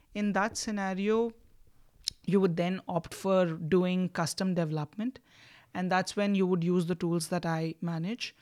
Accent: India; moved away as an adult; also born or lived in Oxford; I'm from India

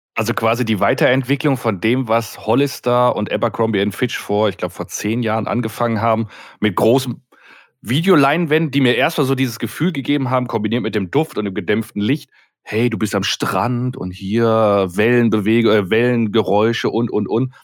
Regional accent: Duisburg, North Rhine-Westphalia, Germany; Jetzt komme ich gebürtig ja aus dem Ruhrgebiet, aus Duisburg

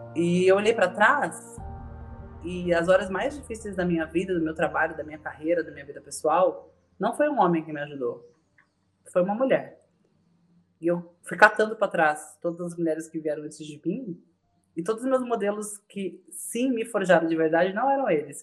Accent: São Paulo, Brazil; also born or lived in Bahia (family ancestry); now in Santos, Brazil; estou falando de Santos, mas nasci em São Paulo, minha família é nordestina, baiana

